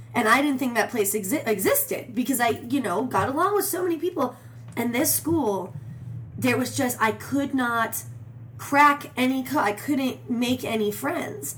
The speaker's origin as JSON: {"language": "English", "town": "Phoenix", "region": "Arizona", "country": "United States", "tie": "born or raised there", "also_born_or_lived": "Beverly Hills, California", "said": "we ended up in uh, Phoenix, Arizona. I was five years old."}